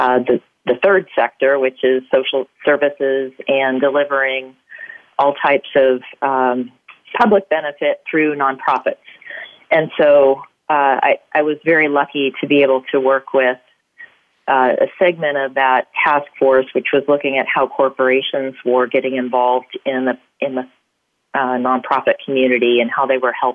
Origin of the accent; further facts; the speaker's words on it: California, United States; I'm a native Californian